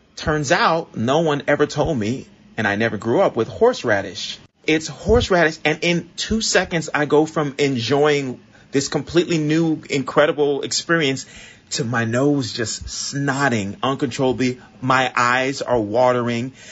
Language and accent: English; Miami, Florida, United States; moved away as an adult; now in New York, United States; growing up in Miami. In Miami, where I grew up